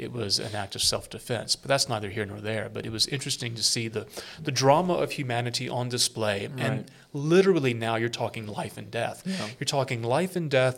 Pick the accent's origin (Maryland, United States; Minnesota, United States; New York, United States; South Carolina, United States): South Carolina, United States; I'm from South Carolina, mm-hmm. although more of an upstate redneck than a low country aristocrat